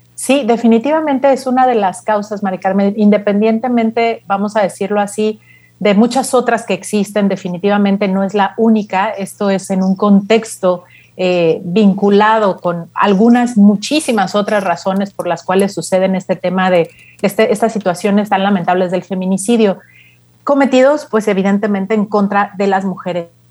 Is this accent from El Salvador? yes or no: no; Mexico; nosotros como país mexicanos